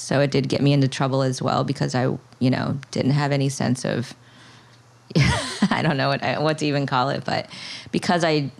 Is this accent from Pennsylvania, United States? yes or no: no; Florida, United States; moved away as an adult; also born or lived in Cambodia; now in Brooklyn, United States; I'm from Florida